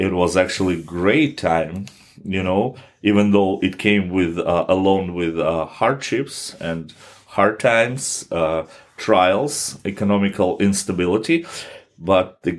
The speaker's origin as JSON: {"language": "English", "country": "Kazakhstan", "said": "my church, my home country"}